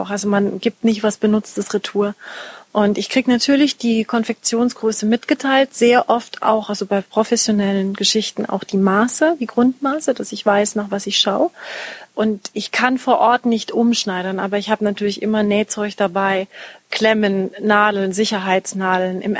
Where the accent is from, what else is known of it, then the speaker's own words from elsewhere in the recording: Munich, Bavaria, Germany; Als ich 14 war, habe ich in München Tanzkurs gemacht. Ich komme aus München.